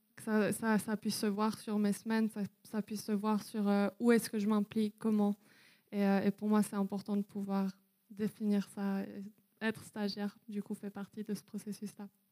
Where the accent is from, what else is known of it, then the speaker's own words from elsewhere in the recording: Wales, United Kingdom; moved away; j'ai grandi au Pays de Galles. Donc euh, voilà, pendant sept ans